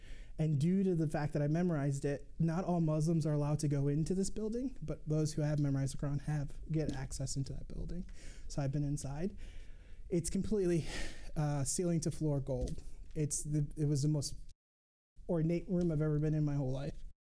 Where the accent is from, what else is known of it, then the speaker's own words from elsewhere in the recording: Mogadishu, Banaadir, Somalia; born there; So I was born right here in the capital, in Mogadishu.